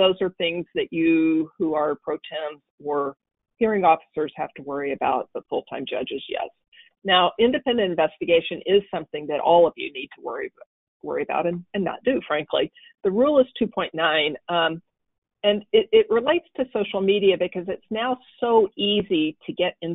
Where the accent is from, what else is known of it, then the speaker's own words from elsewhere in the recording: Arkansas, United States; Arkansas, which is my home state